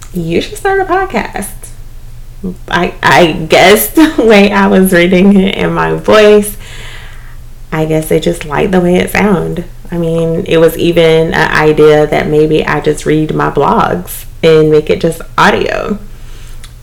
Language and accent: English; East Dublin, Georgia, United States; moved away as an adult; now in Atlanta, United States; I am originally from South Georgia, East Dublin to be exact